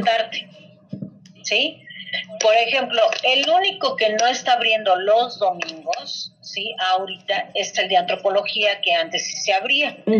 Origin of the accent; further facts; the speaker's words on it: Mexico; sí soy mexicana, pero también traigo sangre española.